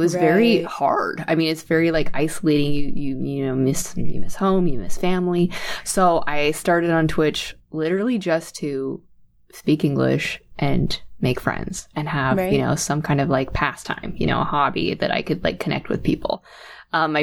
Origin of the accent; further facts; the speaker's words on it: United States; also born or lived in Sweden; I'm American, so I'm living here in the United States